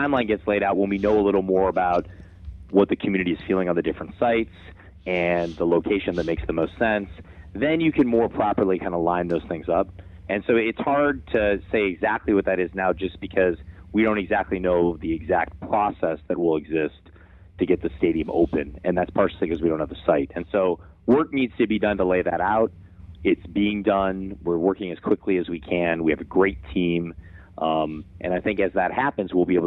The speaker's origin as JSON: {"language": "English", "town": "Cleveland", "region": "Ohio", "country": "United States", "tie": "born or raised there", "moved": "yes", "said": "growing up in Cleveland, Ohio"}